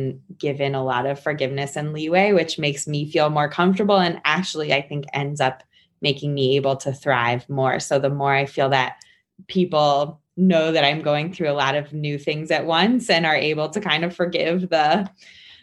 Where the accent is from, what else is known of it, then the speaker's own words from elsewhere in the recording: Maryland, United States; moved away as an adult; also born or lived in New York; now in Harrisburg, United States; I went from my newly moved in home in Harrisburg to Maryland, where I am from